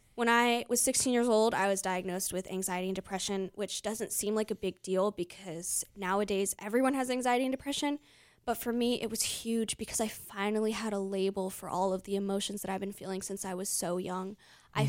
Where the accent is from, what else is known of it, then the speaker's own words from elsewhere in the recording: United States; growing up in America